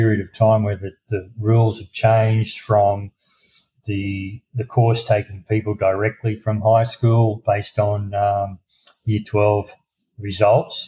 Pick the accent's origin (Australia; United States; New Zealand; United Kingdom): Australia; country Victoria; also born or lived in Brisbane, Queensland; I grew up in country Victoria, which is the southern state